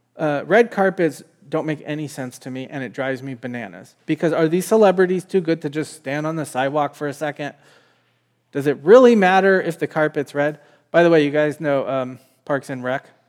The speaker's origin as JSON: {"language": "English", "country": "United States", "said": "as an American"}